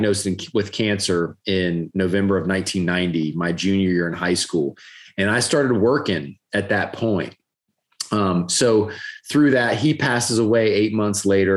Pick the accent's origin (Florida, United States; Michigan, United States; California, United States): Florida, United States; Gainesville; growing up in Gainesville, that's where I grew up